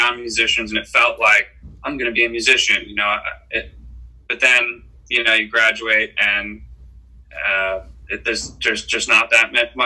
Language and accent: English; Philadelphia, Pennsylvania, United States; moved away as an adult; also born or lived in Boston; now in Los Angeles, United States; Sam Cooper, who's the guitar player in the band who I grew up with in Philadelphia